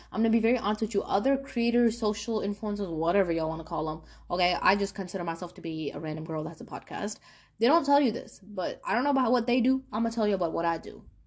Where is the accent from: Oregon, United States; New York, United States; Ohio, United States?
New York, United States; moved away; when I used to live in New York and it was a really diverse place